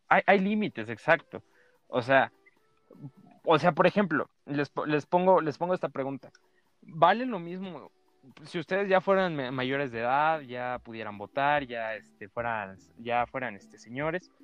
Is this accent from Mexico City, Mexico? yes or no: no; Chiapas, Mexico; somos chiapanecos, papá. Yo no, yo no pedí nacer en Chiapas